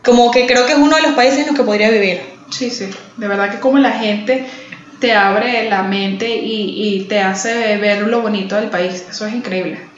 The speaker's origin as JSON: {"language": "Spanish", "town": "Caracas", "region": "Capital District", "country": "Venezuela", "moved": "yes", "lives_now": "Miami, United States", "said": "Soy de Caracas, Venezuela, muy importante, porque el orgullo de la región siempre por delante. Soy caraqueña y vivo en la ciudad de Miami"}